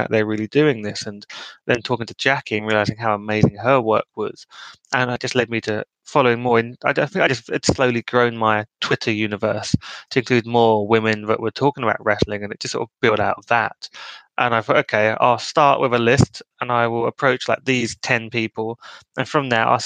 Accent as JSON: {"language": "English", "country": "United Kingdom", "said": "being a Brit"}